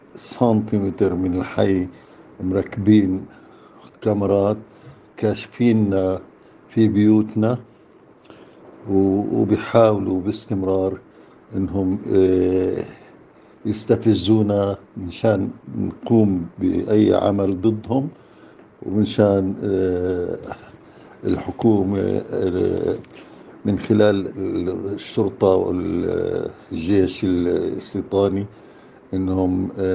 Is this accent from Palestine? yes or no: yes; Jerusalem, Palestine; إحنا كفلسطينيين كأهالي حي الشيخ جراح